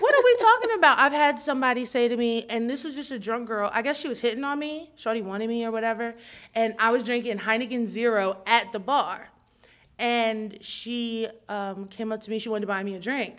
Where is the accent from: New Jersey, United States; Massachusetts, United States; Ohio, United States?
New Jersey, United States; I'm from Jersey